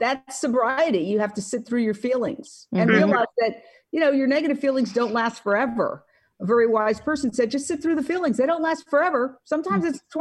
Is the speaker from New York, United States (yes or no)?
yes; New York, United States; moved away as an adult; now in Los Angeles, United States; I was born and raised in Manhattan.